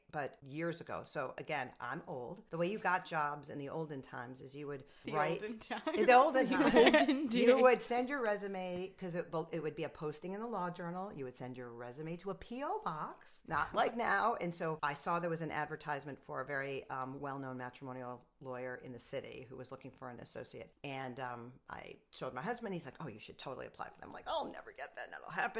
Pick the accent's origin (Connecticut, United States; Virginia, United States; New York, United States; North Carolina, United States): New York, United States; Rochester; also born or lived in Wellesley, Massachusetts / Buffalo, New York / Nassau County, New York; I'm from upstate. I'm from Rochester